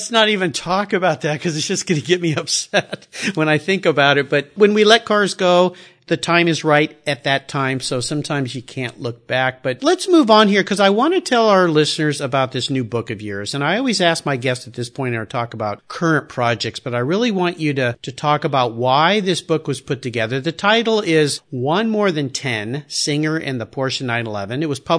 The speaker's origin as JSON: {"language": "English", "region": "Southern California", "country": "United States", "tie": "born or raised there", "also_born_or_lived": "San Diego", "said": "when I grew up in Southern California"}